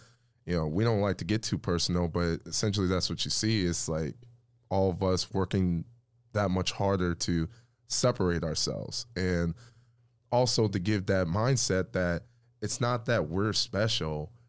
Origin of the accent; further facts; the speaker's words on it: Midwest, United States; we're all from the Midwest